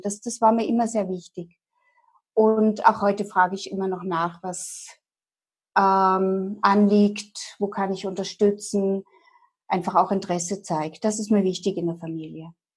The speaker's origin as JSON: {"language": "German", "town": "Dresden", "region": "Saxony", "country": "Germany", "tie": "born or raised there", "moved": "as an adult", "lives_now": "Vienna, Austria", "said": "Ich war aufgewachsen in Dresden und lebe seit 30 Jahren, mehr als die Hälfte meines Lebens in meiner Wahlheimat Österreich und in Wien"}